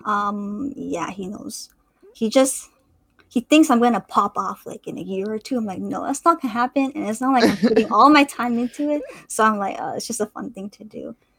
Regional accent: Canada; I'm a CS major at UBC, um, also in Vancouver, so I'm Canadian

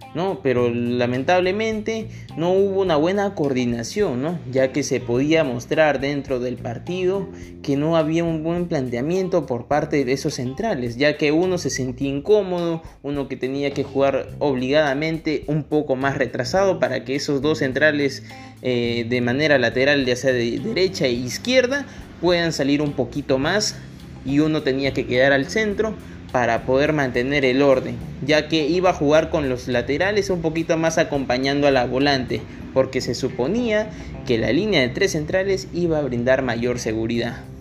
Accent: Peru; como los peruanos que somos

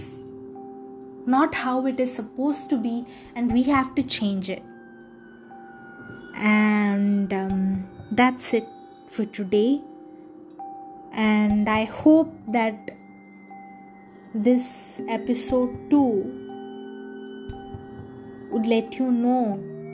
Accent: India

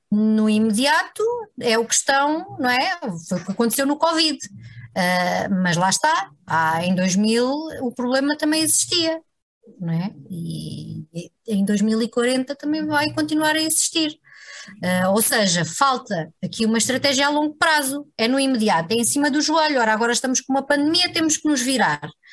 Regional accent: interior near Serra da Estrela, Serra da Estrela area, Portugal; moved away as an adult; now in Lisbon, Portugal; na terra onde, onde nasci e cresci

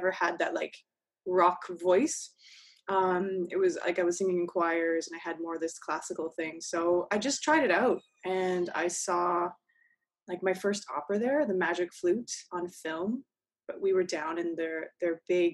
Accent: Fraser Valley, outside Vancouver, British Columbia, Canada; moved away; I grew up out west. So outside of Vancouver, about an hour or so in the Fraser Valley

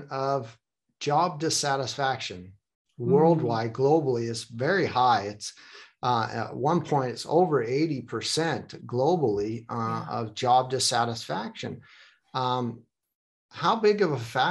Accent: United States; I am from the United States

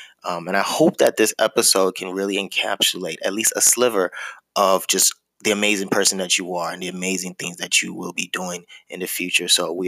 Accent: Chicago, Illinois, United States; also born or lived in Nigeria; and she is in Chicago, where I'm originally from. And well, as far as growing up, I was born in Nigeria.

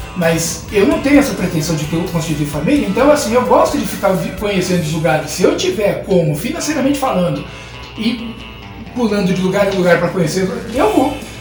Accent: São Paulo, Brazil; moved away as an adult; now in Praia Grande, Brazil; Eu nasci em São Paulo, eu fui criado em São Paulo, paulistano nato e tudo mais, e fui pra Praia Grande na primeira chance

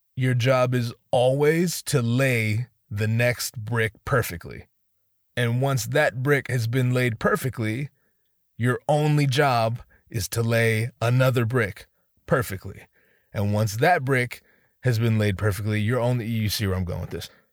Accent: Northern California, United States; I didn't grow up in Southern California. I grew up in Northern California

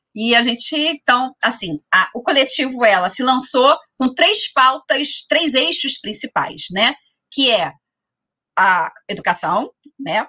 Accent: São Gonçalo, Rio de Janeiro, Brazil; gonçalense, nascida, criada, cria, como dizem por aí, né? Sou cria de São Gonçalo

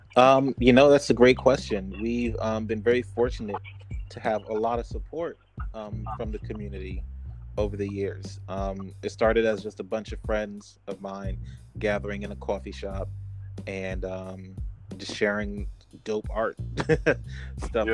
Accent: Newark, New Jersey, United States; also born or lived in Central Virginia; now in Virginia, United States; my hometown of Newark, New Jersey

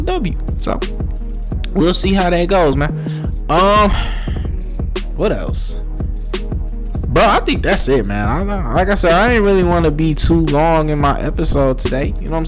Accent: Detroit, Michigan, United States; I'm from Detroit

